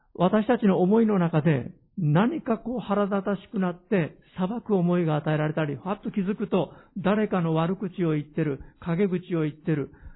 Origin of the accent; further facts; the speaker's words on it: Hiroshima, Japan; 私の生まれ育った広島の田舎の家